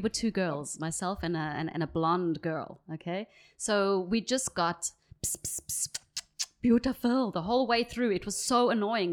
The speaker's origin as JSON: {"language": "English", "town": "Johannesburg", "region": "Gauteng", "country": "South Africa", "tie": "born or raised there", "accent": "South African", "moved": "yes", "said": "I grew up in Johannesburg"}